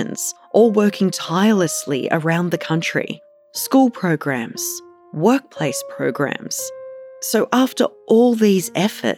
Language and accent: English; Sydney, New South Wales, Australia; I was born and raised on Darug and Gundagata country in Western Sydney.